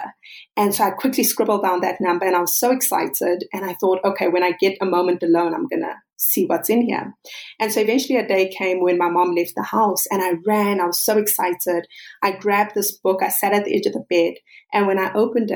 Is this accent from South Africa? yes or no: yes; South Africa; I'm South African